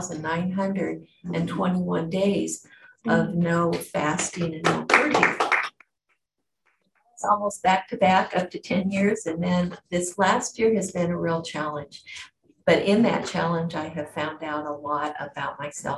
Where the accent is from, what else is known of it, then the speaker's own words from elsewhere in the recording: Washington, United States; also born or lived in Oregon / England; I was born and raised in Washington State 70 years ago.